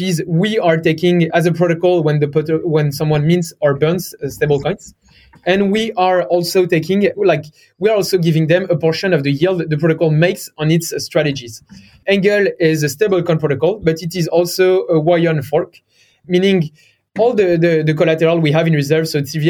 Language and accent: English; France; accent: French; English is a second language; also born or lived in Stanford, United States; So I'm from France. You may have heard it from my accent.